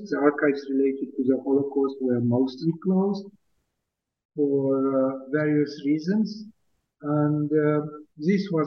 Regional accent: Bucharest, Romania; moved away as an adult; also born or lived in United States; now in Israel; I was born in uh, Bucharest in 1953

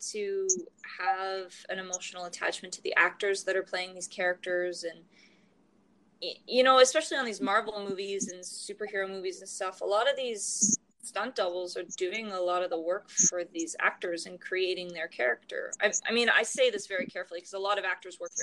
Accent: Calgary, Alberta, Canada; I was born and raised mostly in Calgary, Alberta.

